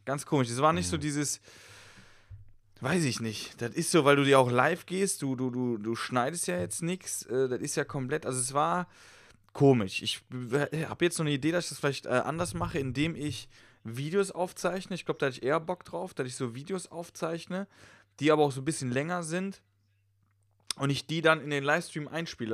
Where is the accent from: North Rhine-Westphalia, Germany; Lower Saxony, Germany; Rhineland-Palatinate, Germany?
Rhineland-Palatinate, Germany; Westerwald; moved away; ich komme aus dem Westerwald